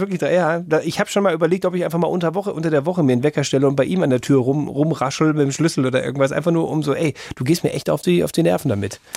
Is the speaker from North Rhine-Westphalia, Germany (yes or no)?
yes; Dortmund, North Rhine-Westphalia, Germany; moved away; Da habe ich noch zu Hause äh, in, äh, in Dortmund, in meiner Heimat gewohnt, in der Innenstadt